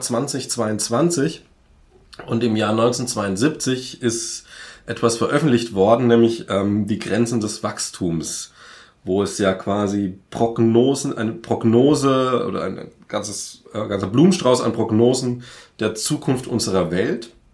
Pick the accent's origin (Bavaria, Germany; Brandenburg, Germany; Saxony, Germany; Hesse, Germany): Bavaria, Germany; Franconia; ich komme aus dem Frankenland